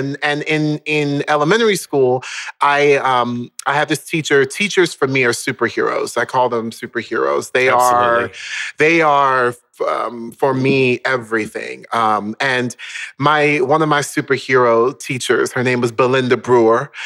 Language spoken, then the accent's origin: English; Orlando, Florida, United States; also born or lived in Baltimore, Maryland; we then moved down to Orlando, Florida, when I was around the age of 5